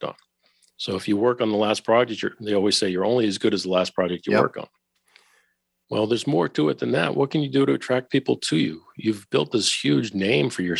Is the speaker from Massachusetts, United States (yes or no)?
yes; Boston, Massachusetts, United States; I went back to my hometown of Boston